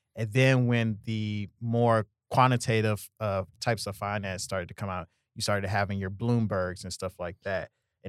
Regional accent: Houston, Texas, United States; I'm from Houston originally.

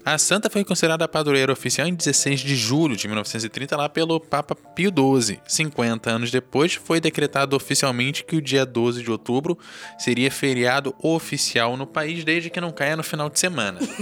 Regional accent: Rio de Janeiro, Brazil; Eu, como carioca

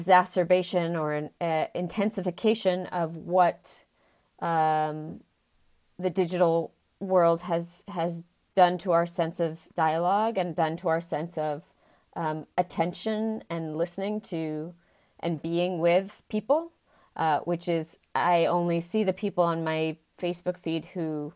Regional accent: United States; I'm American and coming from a United States context.

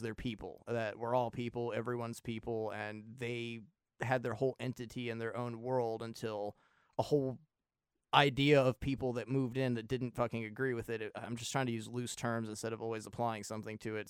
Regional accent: United States; as an American

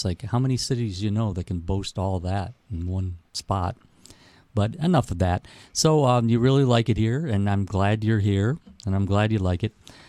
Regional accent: Detroit, Michigan, United States; I'm from Detroit

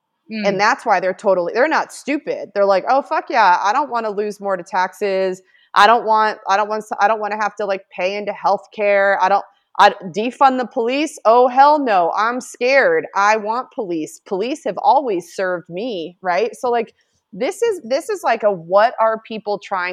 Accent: United States; we as a nation

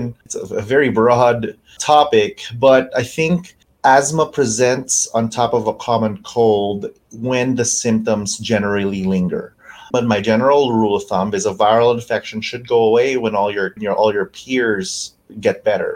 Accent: Canada; also born or lived in New York / Louisville; now in Spokane, United States; I have some family in Canada, and I'm Canadian

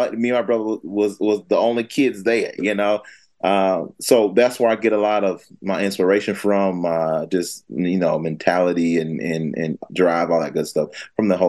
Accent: Fayetteville, North Carolina, United States; I'm from Fayetteville, North Carolina, man, born and raised.

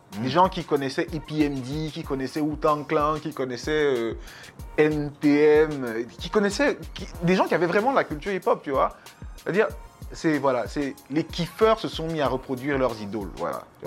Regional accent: Yaoundé, Centre, Cameroon; je suis né à Yaoundé

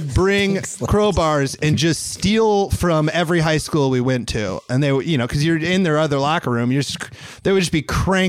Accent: Iowa, United States; I'm Iowa.

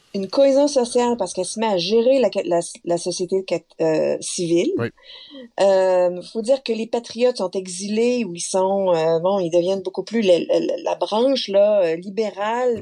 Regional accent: Quebec, Canada; Du côté de ma mère, euh, québécoise. Je suis québécoise

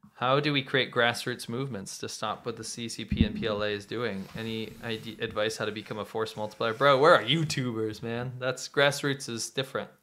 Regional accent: United States; moved away; in my native country, in my home country

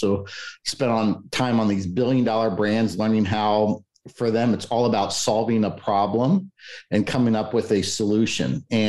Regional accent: Cincinnati, Ohio, United States; moved away as an adult; So I grew up in Cincinnati, Ohio. Matter of fact, lived there my entire life up until about a little less than a year ago.

